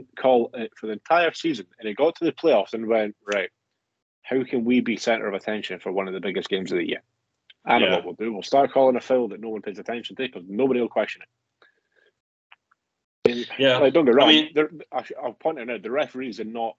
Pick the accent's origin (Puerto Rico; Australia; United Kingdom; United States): United Kingdom; Scotland; as a Scottish man